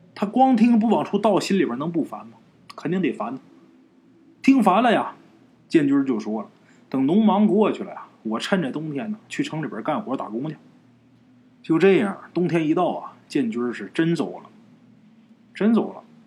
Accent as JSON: {"language": "Chinese", "region": "Northeast China", "country": "China", "tie": "born or raised there", "said": "在我们东北老家，农村啊"}